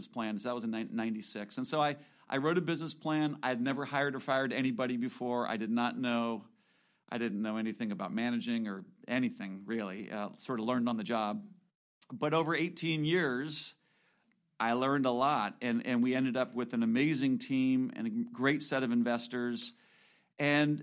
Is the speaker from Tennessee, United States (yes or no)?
no; California, United States; also born or lived in Washington; I grew up in California